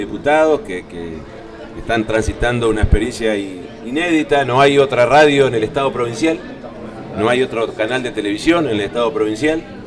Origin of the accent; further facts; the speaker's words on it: Concordia, Entre Ríos, Argentina; yo soy de Concordia eh, y represento también a, la ciudad de Concordia